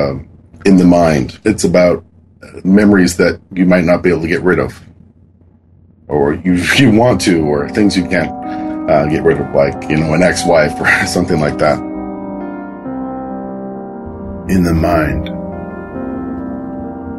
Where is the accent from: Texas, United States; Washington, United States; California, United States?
Washington, United States; Kent; now in Kirkland, United States; I grew up in Washington. I've lived here most of my life, living in a place called Kent